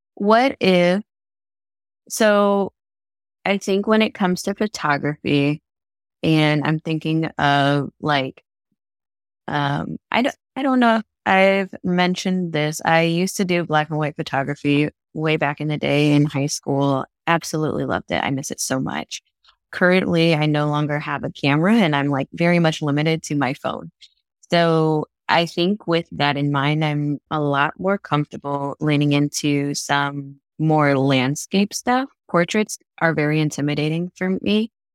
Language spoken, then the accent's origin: English; Florida, United States; born or raised there; also born or lived in North Dakota